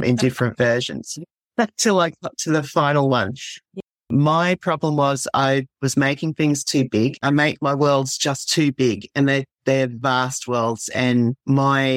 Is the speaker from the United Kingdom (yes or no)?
no; Australia; also born or lived in southeast Queensland coast; I am from Australia. I live on the southeast Queensland coast.